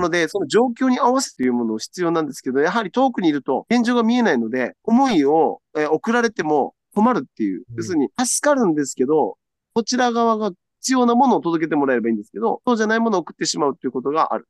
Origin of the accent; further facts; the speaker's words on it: Okinawa, Japan; 私沖縄の人間なので